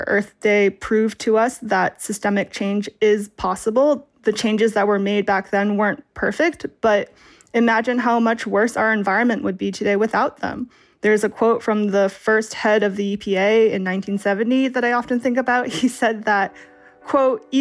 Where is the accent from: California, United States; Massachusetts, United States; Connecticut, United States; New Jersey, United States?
Massachusetts, United States; I'm from Massachusetts